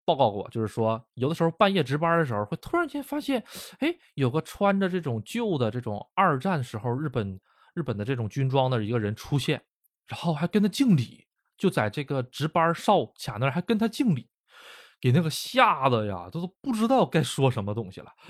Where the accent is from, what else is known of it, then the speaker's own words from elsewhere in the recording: China; now in Japan; 我是中国人